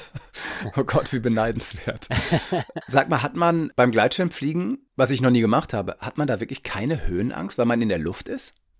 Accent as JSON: {"language": "German", "region": "Northern Germany", "country": "Germany", "said": "ich bin Norddeutscher, ich merke es noch nicht. Ich wohne an der Ostsee"}